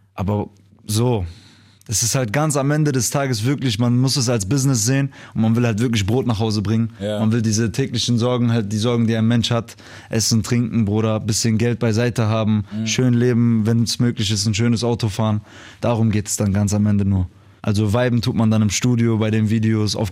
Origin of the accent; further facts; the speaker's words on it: Duisburg, North Rhine-Westphalia, Germany; dass ich aus Duisburg komme, weil man wird halt groß mit diesen Leuten